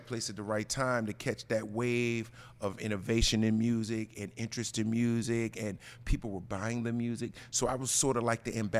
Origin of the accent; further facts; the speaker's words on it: New Jersey, United States; I'm from New Jersey.